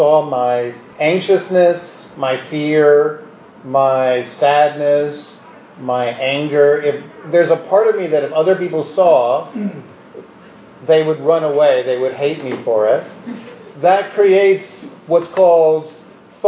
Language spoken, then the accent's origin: English; New York City, New York, United States; as a New Yorker